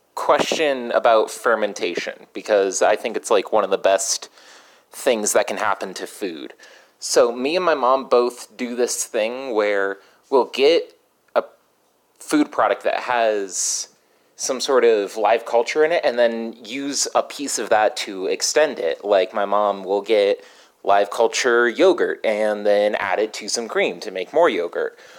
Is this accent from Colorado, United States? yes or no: yes; Colorado, United States; I'm from Colorado